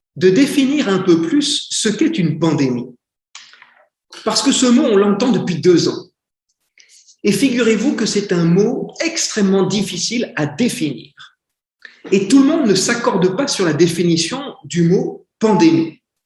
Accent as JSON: {"language": "French", "country": "France", "also_born_or_lived": "Philippines / India", "said": "je suis un Français, donc j'ai un accent anglais extrêmement bizarre."}